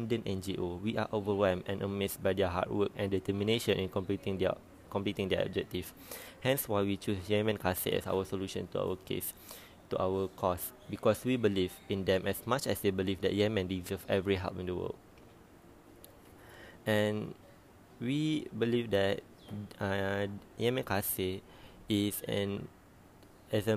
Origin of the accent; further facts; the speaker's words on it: Malaysia; as a Malaysian